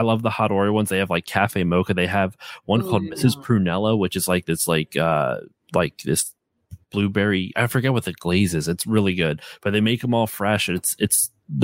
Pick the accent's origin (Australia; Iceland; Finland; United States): United States; East Coast; also born or lived in Maryland; now in Pennsylvania, United States; I'm from the East Coast